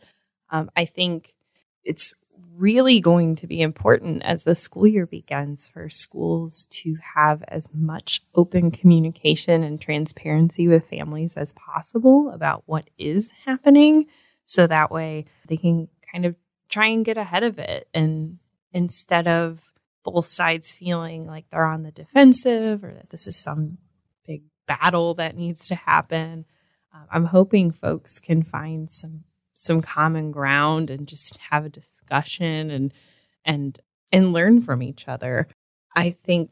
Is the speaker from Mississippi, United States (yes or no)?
no; Sandusky, Ohio, United States; I grew up in Sandusky